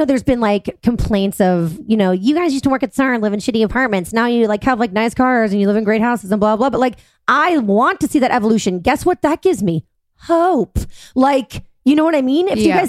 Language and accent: English; Boston, Massachusetts, United States; born or raised there